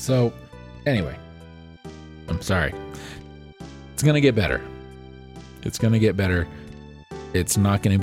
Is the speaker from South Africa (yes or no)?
no; United States